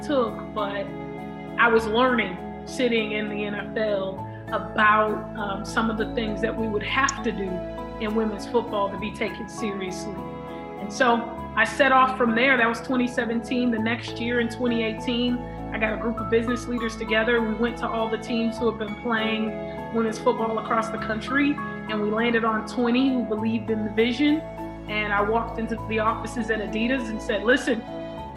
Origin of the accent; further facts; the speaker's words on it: Los Angeles, California, United States; growing up in South Central LA with the guys, you had to kind of be tough if you were gonna play outside.